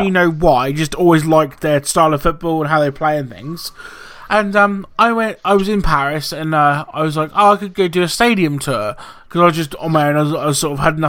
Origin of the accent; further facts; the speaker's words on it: the East, East of England, United Kingdom; I'm from the East and I'm a Man United supporter